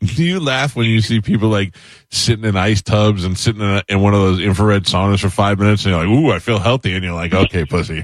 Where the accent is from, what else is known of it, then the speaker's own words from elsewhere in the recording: New York, United States; now in Tampa, United States; I grew up in New York